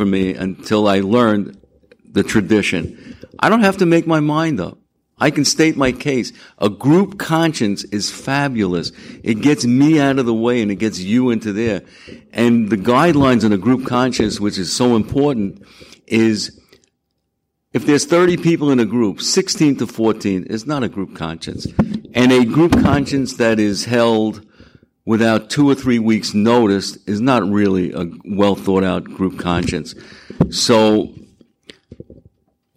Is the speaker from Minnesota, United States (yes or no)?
no; Long Island, New York, United States; I'm from Long Island